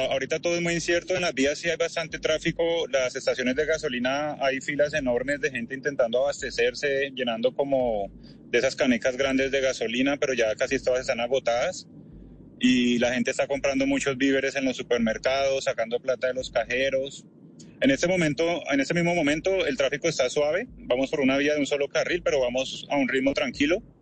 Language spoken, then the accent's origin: Spanish; Barranquilla, Atlántico, Colombia; now in Ukraine; Yo soy colombiano, yo soy de Barranquilla. Ya no se me nota mucho por el acento, nadie me cree, pero soy de Barranquilla.